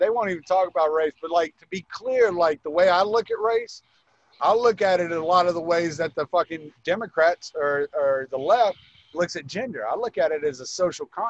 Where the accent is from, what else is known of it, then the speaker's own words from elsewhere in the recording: the South, United States; I grew up in the South, and we were poor.